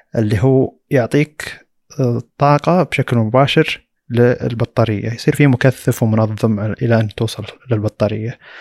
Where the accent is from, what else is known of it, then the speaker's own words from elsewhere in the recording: Saudi Arabia; عندنا في السعوديه